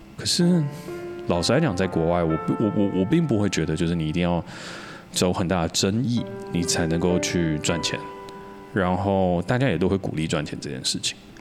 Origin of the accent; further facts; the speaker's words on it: Taiwan; 我自己是土生土长的台湾人，我没有出去国外念过书